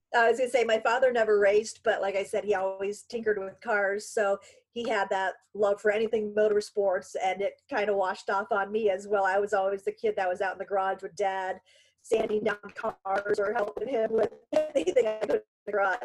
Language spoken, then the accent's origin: English; Conneaut, Ohio, United States; moved away as an adult; now in Erie, United States; I grew up in Conneaut, Ohio, well, North Kingsville, Conneaut